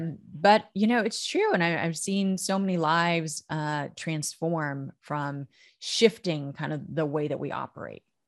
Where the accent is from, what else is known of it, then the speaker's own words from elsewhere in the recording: United States; also born or lived in Oklahoma / Texas; I grew up in Oklahoma and Texas.